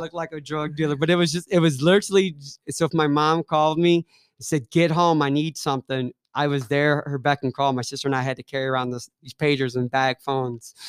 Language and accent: English; Ferguson, Missouri, United States; moved away as an adult; now in Kansas City, United States; growing up in Ferguson was awesome. Growing up in Saint Louis was different